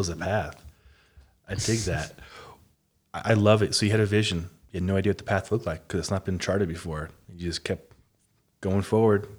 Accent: Omaha, Nebraska, United States; I grew up in Omaha, Midwest as well

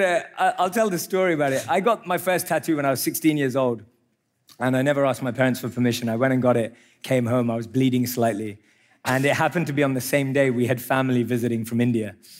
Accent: London, United Kingdom; I grew up in London

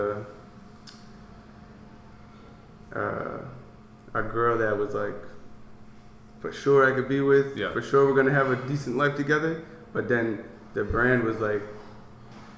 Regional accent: North Preston, Nova Scotia, Canada; I'm black. I'm coming from North Preston

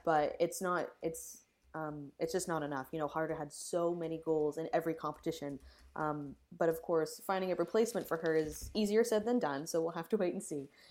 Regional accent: Canada; being Canadian

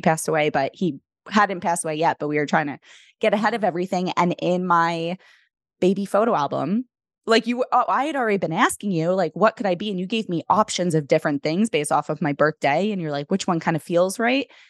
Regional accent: New York City, New York, United States; what hospital I was born at in the Bronx

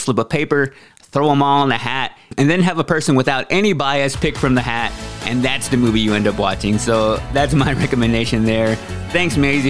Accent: Waxahachie, Texas, United States; moved away as an adult; also born or lived in Austin, Texas; now in Nashville, United States; I was actually born and grew up in Waxahachie, Texas

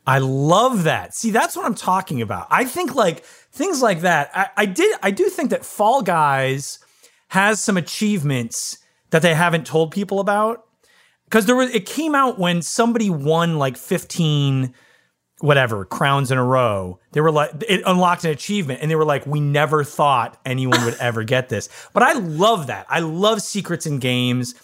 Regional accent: Ann Arbor, Michigan, United States; I'm from Michigan, and in Ann Arbor, Michigan, where I'm from

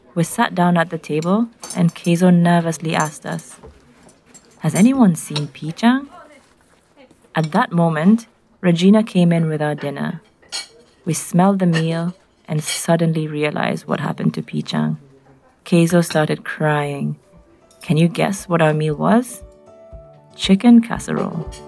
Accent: Nairobi, Kenya; I'm from Nairobi in Kenya

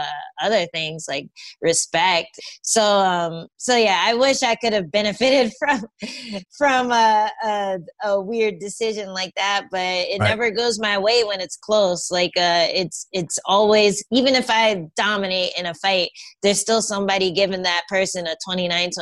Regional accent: New York, United States; I was from New York. I was living in New York at the time

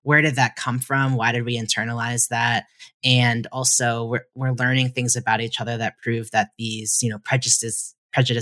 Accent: United States

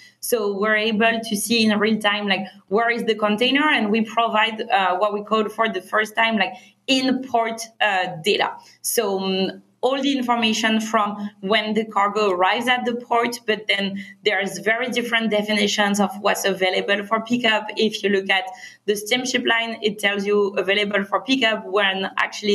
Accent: France; accent: French; English is a second language; moved away as an adult; also born or lived in Berkeley, United States; now in Los Angeles, United States; we're both originally from France. We moved to Berkeley for our studies and we met in college

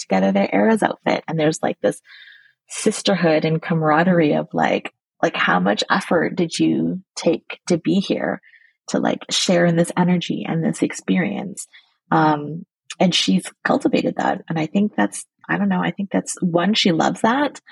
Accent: Burnaby, British Columbia, Canada; now in Vancouver, Canada; I grew up in the suburbs. I grew up in Burnaby.

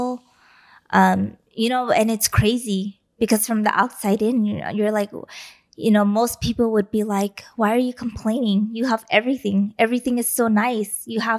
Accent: East Los Angeles, California, United States; You and I, we grew up in East LA.

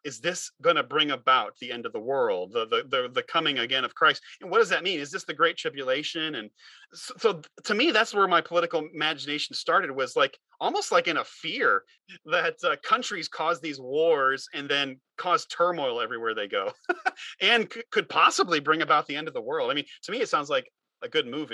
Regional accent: United States; as an American, I grew up in youth group culture

